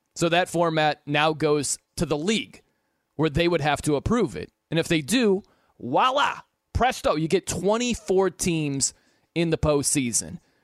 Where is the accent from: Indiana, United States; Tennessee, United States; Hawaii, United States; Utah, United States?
Indiana, United States; South Bend; I'm from South Bend